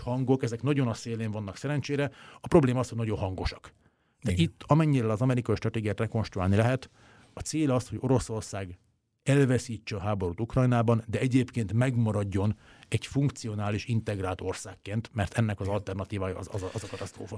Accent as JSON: {"language": "Hungarian", "country": "Hungary", "said": "én magyarként"}